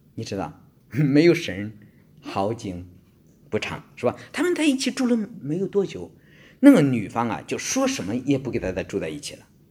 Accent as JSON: {"language": "Chinese", "country": "China", "moved": "yes", "lives_now": "Australia", "said": "我们中国人在这方面非常地保守"}